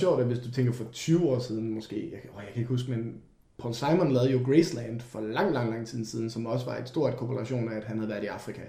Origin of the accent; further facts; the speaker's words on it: Denmark; vi er fra Danmark